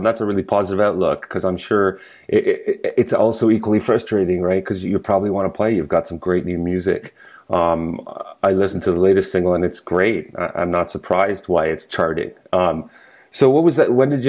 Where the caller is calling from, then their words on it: Ontario, Canada; I'm calling from Ontario and you are in Illinois.